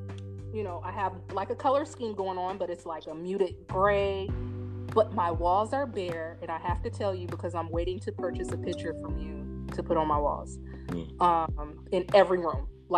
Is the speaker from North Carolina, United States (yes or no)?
no; Indiana, United States; moved away as an adult; now in New Orleans, United States; I grew up Jehovah's Witness, which is a really, on some people's term, a really restrictive religion. And then I'm from Indiana, which is really conservative state. So when I came to New Orleans